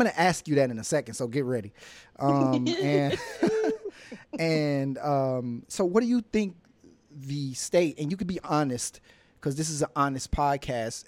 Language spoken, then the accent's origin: English; Amite, Louisiana, United States; now in Miami, United States; I'm from Louisiana, but I currently reside in the city of Miami, Florida